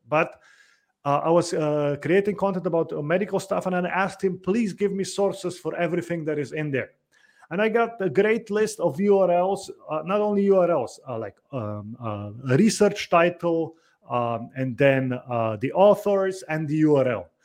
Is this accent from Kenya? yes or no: no; Slovenia; I come from Slovenia